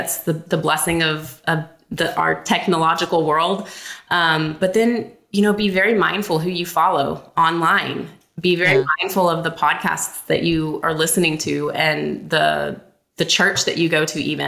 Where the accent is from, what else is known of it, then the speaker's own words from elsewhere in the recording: Alabama, United States; moved away; I'm from Alabama